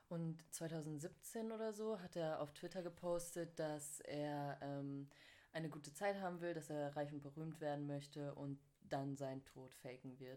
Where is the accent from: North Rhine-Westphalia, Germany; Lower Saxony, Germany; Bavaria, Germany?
North Rhine-Westphalia, Germany; moved away as an adult; Ich komme ursprünglich aus NRW, aber bin hierher gezogen für mein Studium